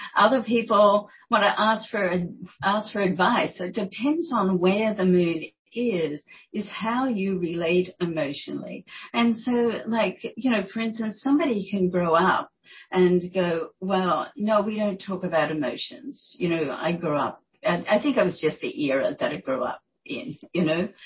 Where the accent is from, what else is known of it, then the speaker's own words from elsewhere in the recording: Australia; moved away as an adult; also born or lived in New York; I'm Australian